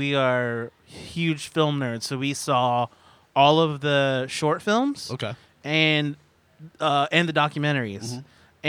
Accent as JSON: {"language": "English", "region": "Northern California", "country": "United States", "said": "I am from California. I don't know if this is specific to my region of Northern California."}